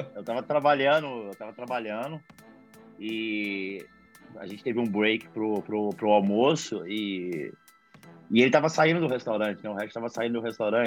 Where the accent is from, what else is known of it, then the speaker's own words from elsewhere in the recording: Belo Horizonte, Minas Gerais, Brazil; moved away as an adult; now in New York, United States; vim de BH, né? Belo Horizonte, Minas Gerais, terrinha boa. E também mais um mineiro nessa selva de pedras